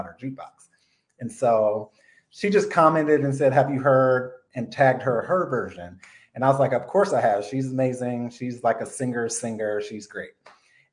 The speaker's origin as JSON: {"language": "English", "town": "Omaha", "region": "Nebraska", "country": "United States", "tie": "born or raised there", "moved": "yes", "lives_now": "Los Angeles, United States", "said": "I was born in Omaha, Nebraska. So I was involved in the middle of the country"}